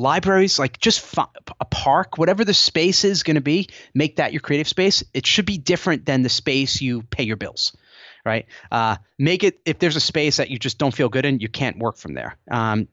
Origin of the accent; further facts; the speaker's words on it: Rockland County, New York, United States; she was from Suffern, New York, which is in Rockland County. That's where I'm from